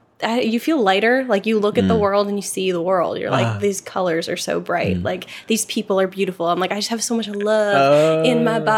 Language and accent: English; West Milford, New Jersey, United States; growing up in West Milford